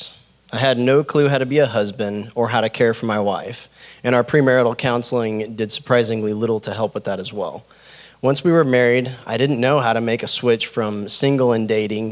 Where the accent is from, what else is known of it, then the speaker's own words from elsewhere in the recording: New Mexico, United States; My early childhood was spent growing up in New Mexico and was fairly carefree.